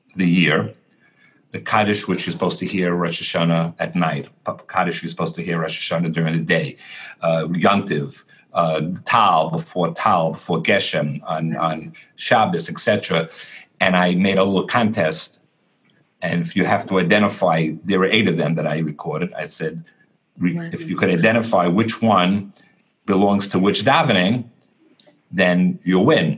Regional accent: New York City, New York, United States; I grew up in Borough Park in Brooklyn.

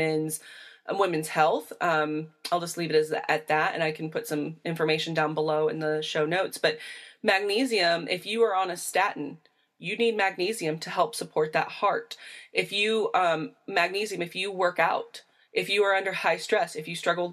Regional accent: Indiana, United States; where I come from in Indiana

